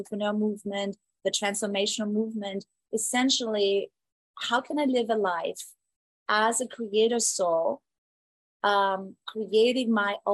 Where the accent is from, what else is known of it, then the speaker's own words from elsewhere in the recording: Southern Germany, Germany; moved away as an adult; now in Phoenix, United States; I grew up in Germany